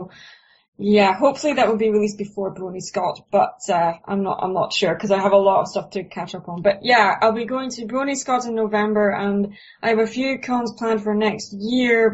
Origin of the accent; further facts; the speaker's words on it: Dundee, Scotland, United Kingdom; And that's my hometown. That's where I was born